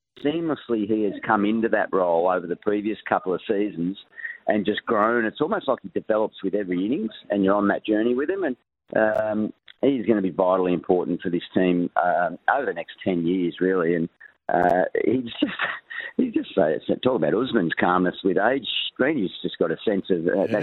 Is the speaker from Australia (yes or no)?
yes; Lismore, New South Wales, Australia; moved away; I'm heading over to Lismore, my hometown, northern New South Wales